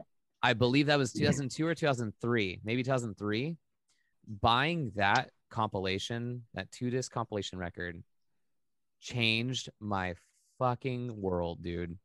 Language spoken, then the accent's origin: English; Maui, Hawaii, United States; I grew up in Hawaii